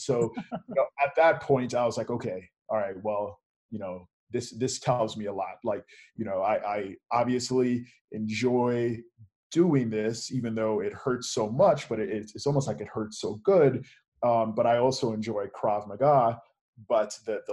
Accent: Lansing, Michigan, United States; I was raised in Lansing, Michigan

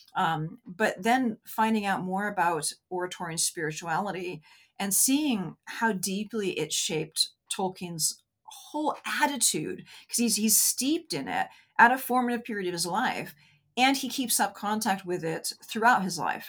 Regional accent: United States; I'm an American

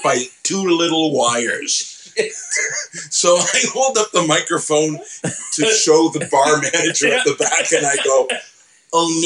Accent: Woodstock, Ontario, Canada; I grew up in Woodstock, Ontario

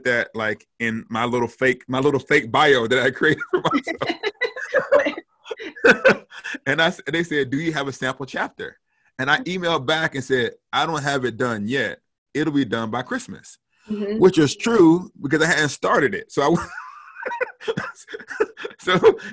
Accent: the South, United States; moved away; also born or lived in St Andrews, Scotland; I grew up in the South in an all Black context

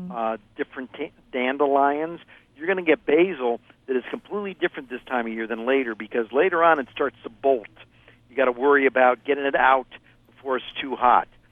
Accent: Ohio, United States; moved away; I grew up in Ohio

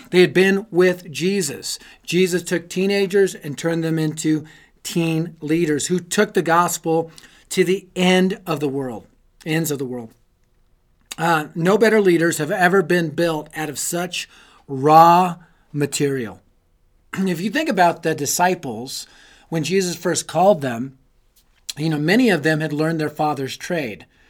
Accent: United States; I was raised in American poor, right? Apartment complexes and trailer courts by a single mom

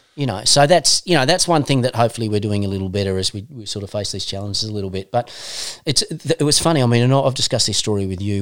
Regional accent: Northern Tasmania, Australia; We're both from Northern Tassie

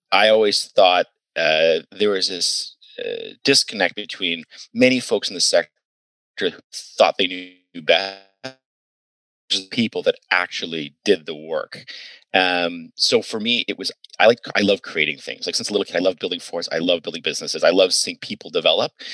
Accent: Ayr, Ontario, Canada; moved away as an adult; also born or lived in United States; I grew up in Ayr, Ontario

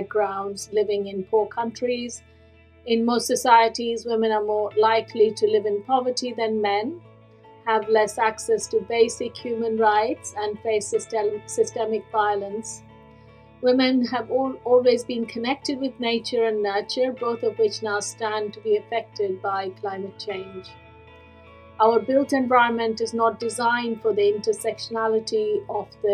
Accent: India; moved away as an adult; now in United Kingdom; born and raised in India in very humble circumstances

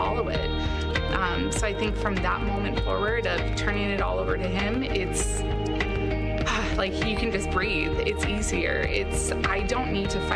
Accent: Scottsdale, Arizona, United States; I was born and raised here in Scottsdale

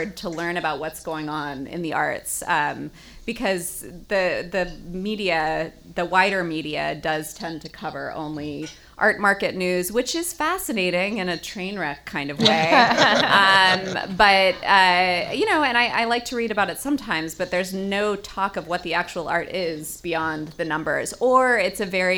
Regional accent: Birmingham, Alabama, United States; I grew up in Birmingham, Alabama

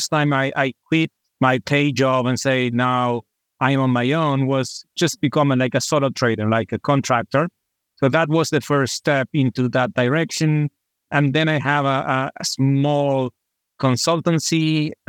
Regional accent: Argentina; I am from Argentina, from a small city in the Atlantic coast.

